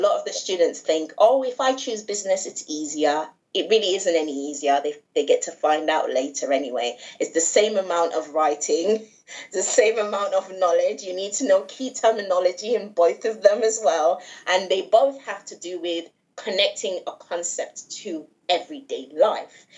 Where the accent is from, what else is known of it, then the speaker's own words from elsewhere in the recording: England, United Kingdom; also born or lived in Nigeria; my mom's from Nigeria, yes. and my dad's British, but I say I'm I'm I'm from England and Nigeria